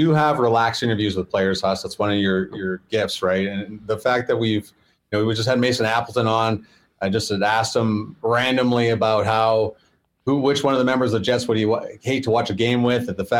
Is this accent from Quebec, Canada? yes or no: no; Calgary, Alberta, Canada; now in Winnipeg, Canada; me growing up in Calgary